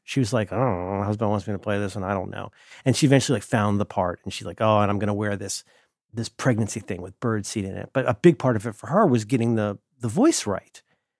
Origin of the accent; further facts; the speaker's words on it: Ohio, United States; also born or lived in Florida; I talk the way that I do, I think partly because I'm from Florida, but very much because I'm from Ohio. There's a lot of Ohio in the way that I talk.